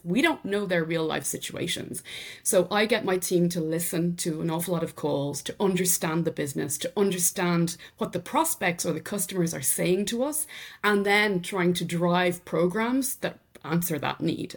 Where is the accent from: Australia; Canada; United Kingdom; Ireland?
Ireland; Drumree, County Meath; accent: Irish; first language English; moved away as an adult; also born or lived in Dublin, Ireland; now in France; I'm obviously Irish, from County Meath in Ireland, so rural Ireland. But having said that, I was brought up there, but very quickly at the age of twelve, sent to the Big Smoke to Dublin for secondary school